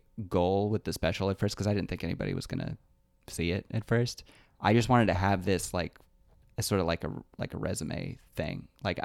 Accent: Lexington, Kentucky, United States; was in Lexington in my hometown and I headlined for the first time there.

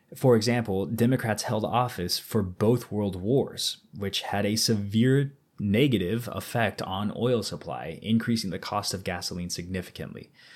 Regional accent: Missouri, United States; we're both from Missouri

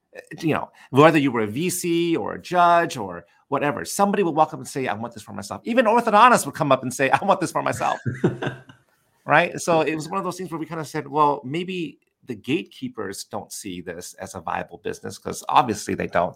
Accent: Southern California, United States; growing up in Southern California

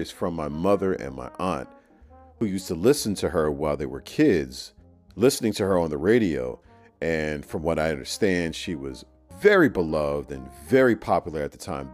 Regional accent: New York City, New York, United States; I was born in Harlem, New York. I was growing up in the early 80s

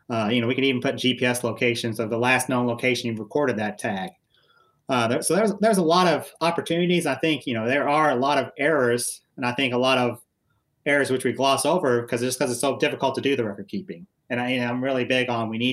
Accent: United States; I was originally born and raised in Mercer County, grew up on a small registered Angus farm

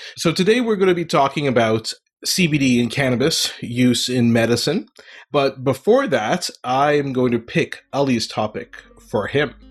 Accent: Ottawa, Ontario, Canada; moved away; also born or lived in Montreal, Canada; I was born in Montreal and grew up most of my life in Ottawa, Canada, the capital of Canada, and, uh, moved around a bit.

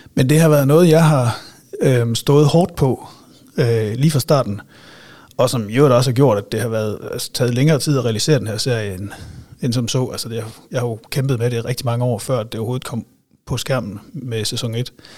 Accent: Silkeborg, Central Denmark Region, Denmark; also born or lived in Aarhus; jeg er vokset op i øh, Nordbyen, kan man vel sige. Altså sådan Balle, Venningdal, lige derimellem

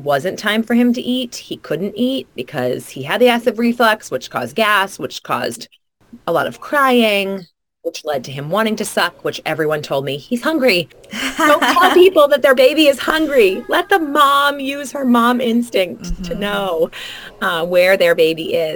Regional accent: New England, United States; also born or lived in Arizona; I grew up here in the New England area

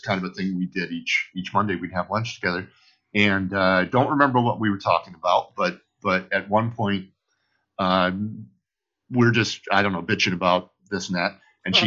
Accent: Michigan, United States; moved away as an adult; now in Los Angeles, United States; I'm from the Midwest

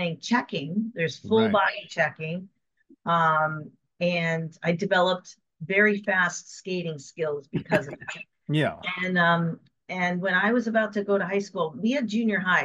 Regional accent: Connecticut, United States; So I grew up in Connecticut in the 70s

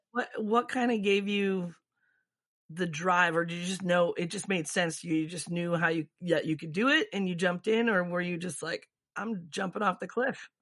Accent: Michigan, United States; moved away; also born or lived in Florida; I grew up in Michigan, so it's kind of in my blood

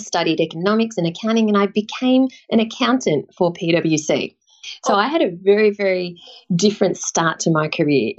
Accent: Sydney, New South Wales, Australia; also born or lived in London; I grew up in the Shire, so near Cronulla.

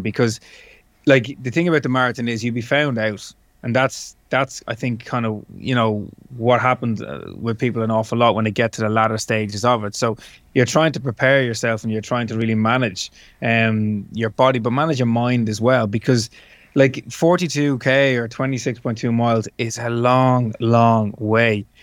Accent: Dublin, Leinster, Ireland; it's my hometown, it's my home city

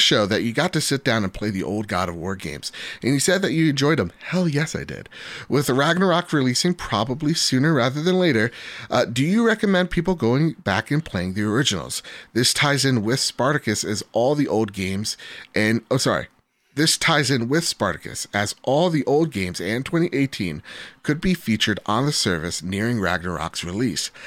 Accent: United States; I'm American

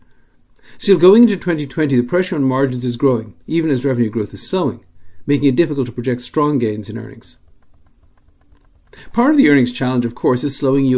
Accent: Dublin, Leinster, Ireland; As a child growing up in Dublin

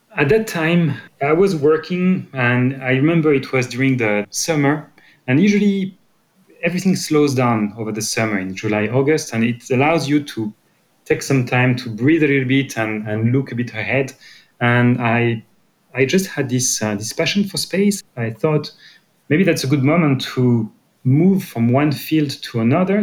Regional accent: Brittany, France; English is a second language; moved away; I'm coming from Brittany

